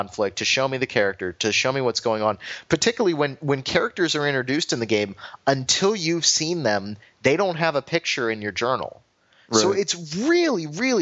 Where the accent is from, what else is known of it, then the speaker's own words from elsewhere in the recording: United States; as an American